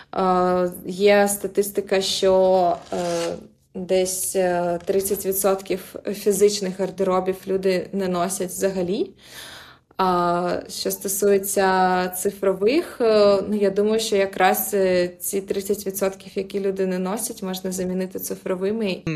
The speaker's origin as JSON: {"language": "Ukrainian", "region": "Crimea", "country": "Ukraine", "tie": "born or raised there", "moved": "yes", "said": "я, наприклад, народилася в Криму"}